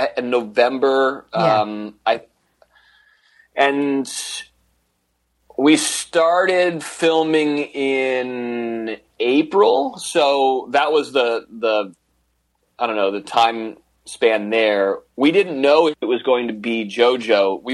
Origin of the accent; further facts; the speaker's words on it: Monterey, California, United States; I grew up in Monterey.